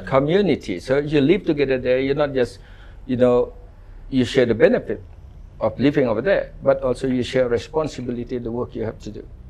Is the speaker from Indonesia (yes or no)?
yes; Ubud, Bali, Indonesia; I grew up in Ubud. Mm. Uh, no shoes, no asphalt road.